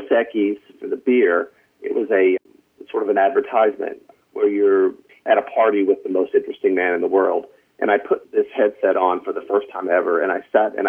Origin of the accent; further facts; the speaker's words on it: North Carolina, United States; moved away as an adult; now in Los Angeles, United States; I'm from North Carolina. I don't know if you can hear it in my voice